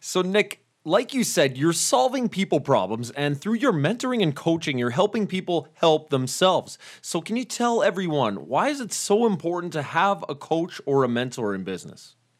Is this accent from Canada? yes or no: yes; Canada; I'm from Canada